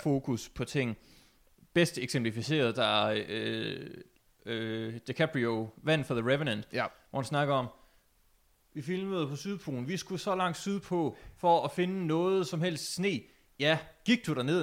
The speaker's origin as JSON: {"language": "Danish", "country": "Denmark", "said": "mit øre som dansker er jo ikke helt tunet til engelsk"}